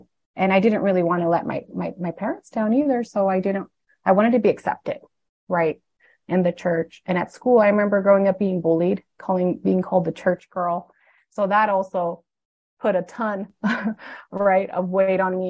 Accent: Arizona, United States; also born or lived in Needles; And so I grew up in Arizona, mostly. Most of my life was in Arizona, but they were pastoring a church in Nevada.

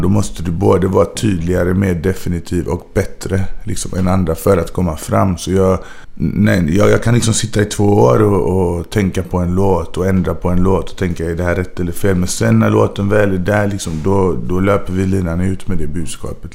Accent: Gothenburg, Västra Götaland, Sweden; moved away as an adult; also born or lived in Majorna / Bergsjön / Angered; jag tror det var på Sahlgrenska. Det var här i Göteborg

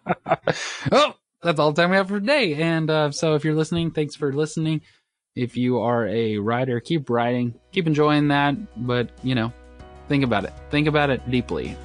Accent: Mississippi, United States; I grew up in Mississippi

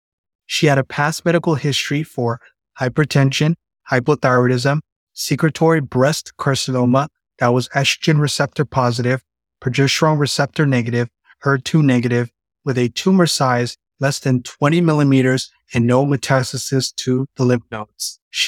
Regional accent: Toronto, Ontario, Canada; moved away as an adult; now in Cincinnati, United States; I'm a second year cardiology fellow at the Christ Hospital. I'm originally from Toronto, Canada, and I'm completing my residency training at Cleveland Clinic Akron General.

